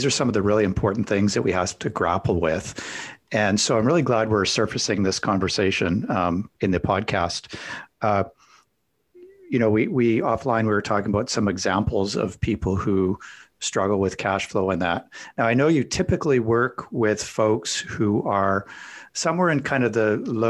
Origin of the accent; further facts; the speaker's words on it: Calgary, Alberta, Canada; I hail from Calgary, Alberta, Canada